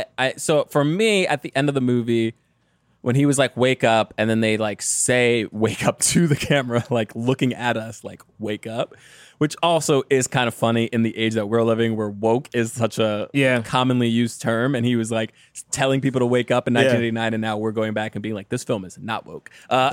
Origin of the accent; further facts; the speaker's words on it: Detroit, Michigan, United States; I'm from Detroit, okay? Like, I don't know anything about Africa and neither do you.